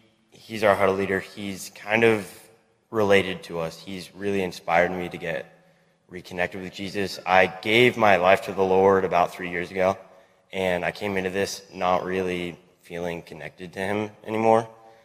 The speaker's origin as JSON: {"language": "English", "town": "Redmond", "region": "Oregon", "country": "United States", "said": "I'm from Redmond, Oregon, and my sport is motocross."}